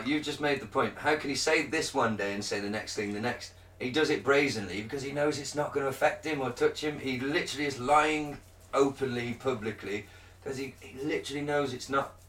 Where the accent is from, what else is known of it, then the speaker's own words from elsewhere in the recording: United Kingdom; I'm British.